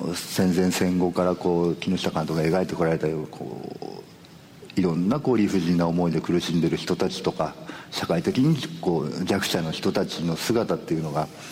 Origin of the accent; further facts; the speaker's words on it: Nagasaki, Japan; 僕長崎県なんですけどもね